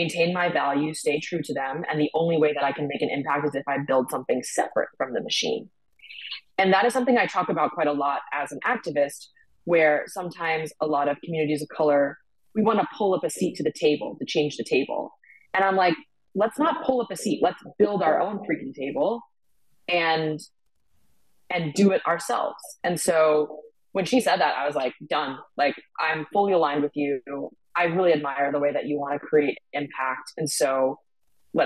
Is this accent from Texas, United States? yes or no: no; Boston, Massachusetts, United States; moved away as an adult; also born or lived in Ireland / New York; growing up in Boston, in a town that was 98% white